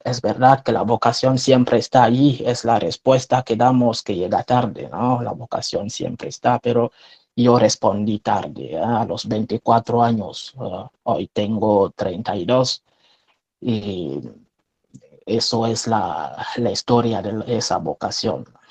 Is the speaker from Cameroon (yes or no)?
yes; Cameroon; first language French; Spanish is a second language; moved away as an adult; now in Spain; Soy un religioso franciscano de María, sacerdote de Camerún, de origen un país de centro de África